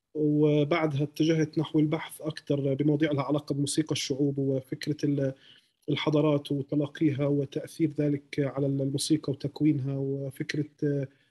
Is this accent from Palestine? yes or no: yes; Hebron, West Bank, Palestine; also born or lived in Ramallah; انا خليلي